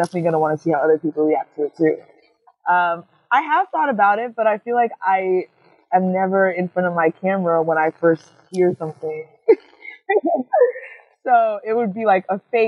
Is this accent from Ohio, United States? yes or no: no; New York City, New York, United States; I'm from Queens. Originally from Jamaica, Queens, but now I'm out somewhere else